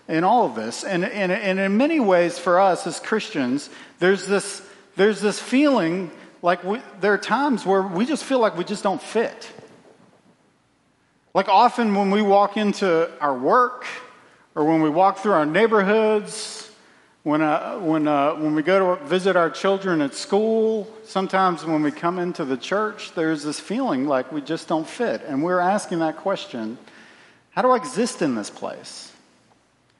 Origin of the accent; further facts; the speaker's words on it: Central Virginia, United States; I grew up in Central Virginia